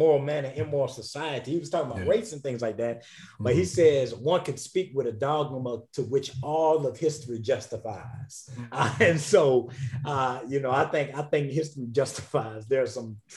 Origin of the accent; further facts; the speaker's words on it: South Carolina, United States; now in Atlanta, United States; the place that I grew up in, the state of South Carolina, called our area the Corridor of Shame